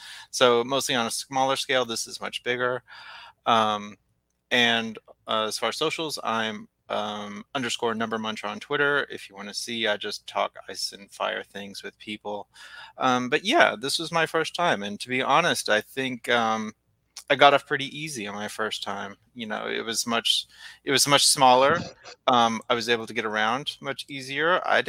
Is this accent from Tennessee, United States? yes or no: yes; Knoxville, Tennessee, United States; I'm from Knoxville, Tennessee.